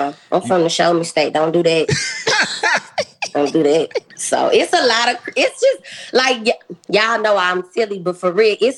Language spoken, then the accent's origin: English; St. Louis, Missouri, United States; moved away as an adult; also born or lived in Nashville; now in Houston, United States; I'm from St. Louis. I'm sure people could tell the way I talk